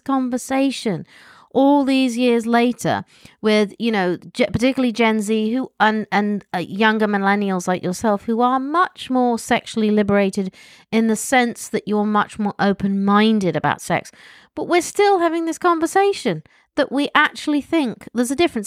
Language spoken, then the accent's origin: English; United Kingdom; accent: posh; I'm British, and I have my silly posh accent